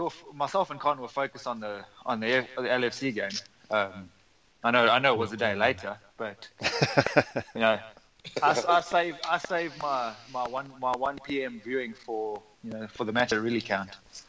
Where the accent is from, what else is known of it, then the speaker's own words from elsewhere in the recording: South Africa; moved away as an adult; now in Texas, United States; I'm still South African.